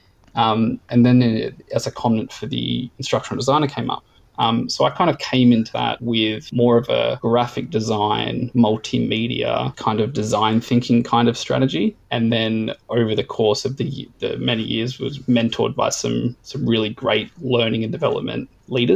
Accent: Gold Coast, Queensland, Australia; growing up on the Gold Coast

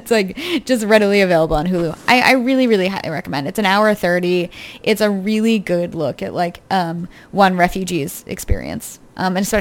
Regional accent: United Kingdom; So I'm British.

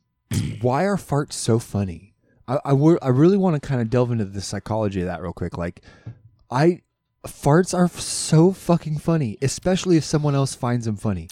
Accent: Alaska, United States; growing up in Alaska

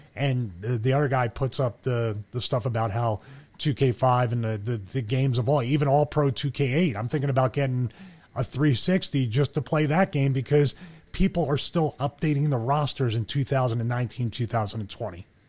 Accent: Philadelphia, Pennsylvania, United States; now in Atlanta, United States; I'm from Philly and we have a tendency to have tempers

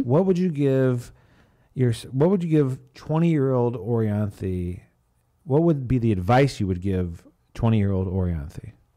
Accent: Chicago, Illinois, United States; I'm from Chicago

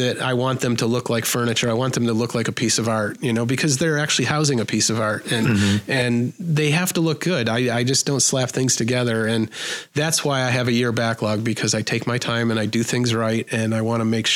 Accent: Buffalo, New York, United States; I'm from Buffalo and I charge Buffalo prices. I can't outprice myself in my own hometown

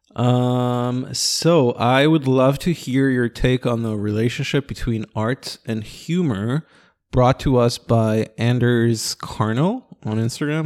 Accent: Ra'anana, Central District, Israel; also born or lived in Sunset Park, New York; now in New York, United States; Ranana, my hometown

